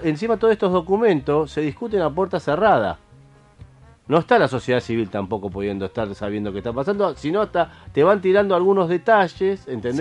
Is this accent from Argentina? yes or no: yes; Argentina; lo que nosotros queremos como sociedad argentina